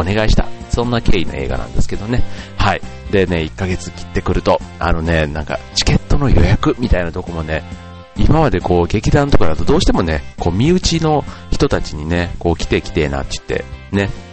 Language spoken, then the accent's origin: Japanese; Kansai, Japan; moved away as an adult; now in Funabashi, Japan; 僕 関西出身